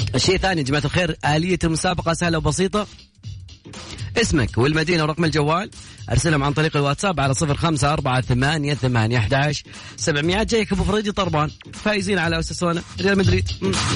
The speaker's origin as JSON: {"language": "Arabic", "region": "Kafr El Sheikh Governorate", "country": "Egypt", "said": "أحسن ناس بلدياتي"}